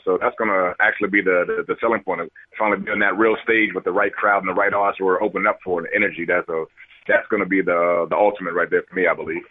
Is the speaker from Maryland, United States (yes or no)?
yes; Maryland, United States; also born or lived in Washington, D.C.; I was born in Washington D.C. and I, but it was only a couple years. But I was raised out in Maryland, so I'm always a Maryland guy